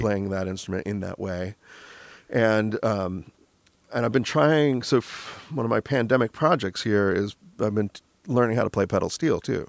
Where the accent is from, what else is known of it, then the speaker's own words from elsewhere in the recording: Michigan, United States; now in Los Angeles, United States; we're from Michigan